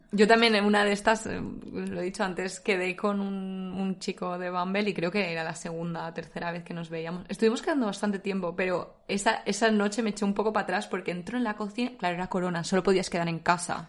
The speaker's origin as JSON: {"language": "Spanish", "country": "Spain", "moved": "yes", "lives_now": "Netherlands", "said": "como españolas"}